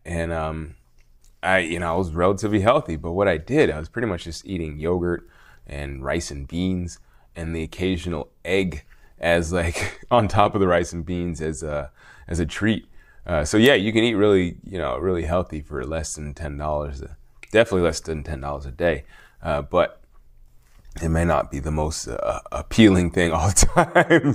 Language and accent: English; United States